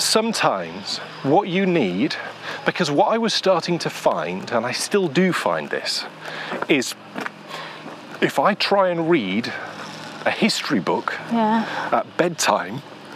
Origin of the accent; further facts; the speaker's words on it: Yorkshire and the Humber, United Kingdom; And I'm really a Yorkshire boy.